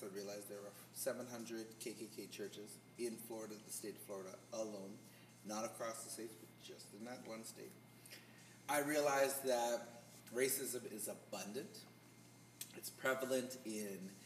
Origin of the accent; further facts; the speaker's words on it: Canada; Being Canadian